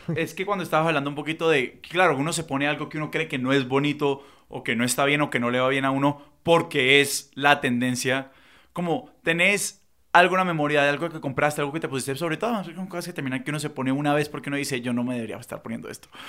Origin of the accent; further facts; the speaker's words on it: Cali, Valle del Cauca, Colombia; accent: caleño; nosotros somos de Cali, si no se han dado cuenta por el acento